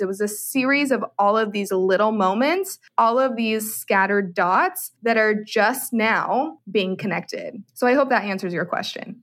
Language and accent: English; San Francisco Bay Area, California, United States; moved away as an adult; also born or lived in Arizona; now in Austin, United States; I am originally from the San Francisco Bay Area